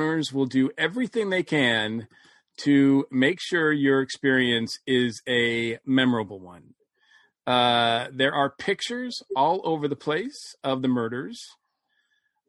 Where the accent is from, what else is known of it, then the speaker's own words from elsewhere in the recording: New England, United States; the ghost stories that I grew up with in New England